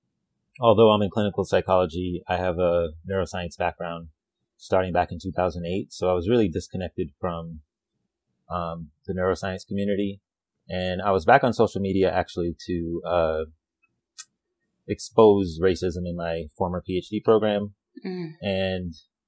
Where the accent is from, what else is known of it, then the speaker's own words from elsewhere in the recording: New Mexico, United States; So my family is from Puerto Rico, but I grew up in New Mexico.